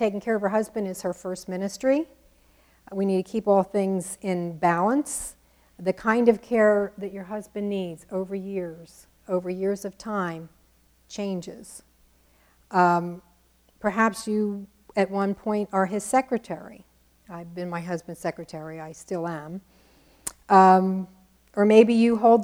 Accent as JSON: {"language": "English", "region": "New Jersey", "country": "United States", "accent": "Jersey", "said": "my Jersey accent"}